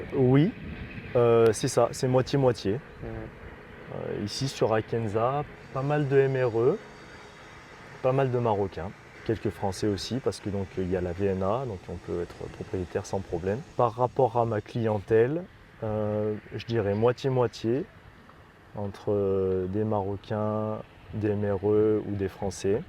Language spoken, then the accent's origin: French; Romans-sur-Isère, Auvergne-Rhône-Alpes, France; moved away as an adult; also born or lived in Montpellier / Grenoble / Lyon / Montélimar; now in Marrakech, Morocco; Je suis de Roman dans la Drôme